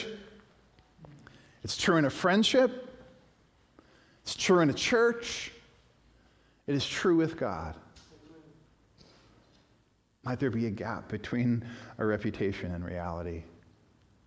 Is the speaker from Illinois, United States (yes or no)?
yes; Chicago, Illinois, United States; I was born in Chicago.